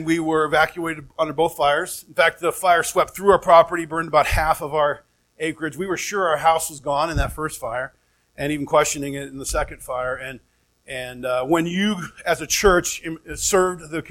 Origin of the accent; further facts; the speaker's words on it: Oregon, United States; moved away as an adult; also born or lived in Phoenix, Arizona; now in Flagstaff, United States; family up in Oregon, both born and raised